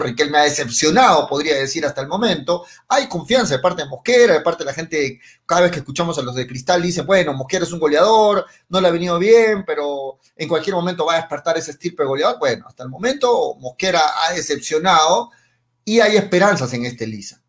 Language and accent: Spanish; Peru; como peruanos